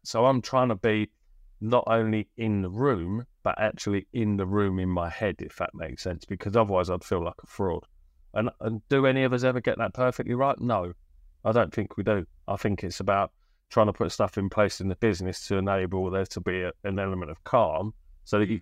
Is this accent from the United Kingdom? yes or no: yes; Bristol, South West England, United Kingdom; also born or lived in Birmingham; I moved from Birmingham when I was eight to Bristol